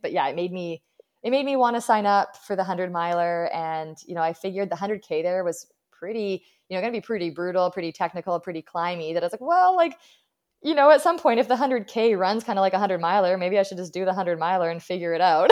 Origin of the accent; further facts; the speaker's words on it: Abbotsford, British Columbia, Canada; my hometown